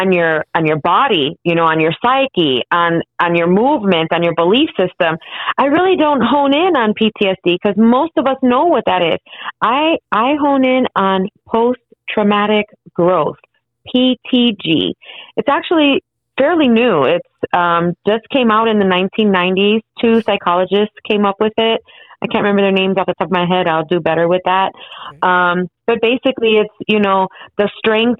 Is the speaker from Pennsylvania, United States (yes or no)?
no; Chicago, Illinois, United States; I was born and raised in Chicago